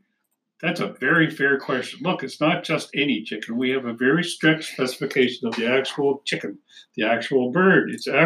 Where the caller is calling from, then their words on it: Canada; we're calling from Canada.